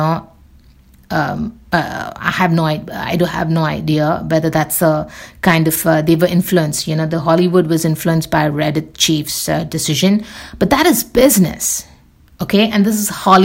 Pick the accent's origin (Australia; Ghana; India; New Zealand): India; I'm Indian